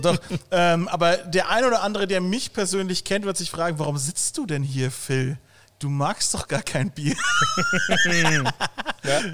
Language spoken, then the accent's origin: German; Bavaria, Germany; now in Cologne, Germany; als Bayer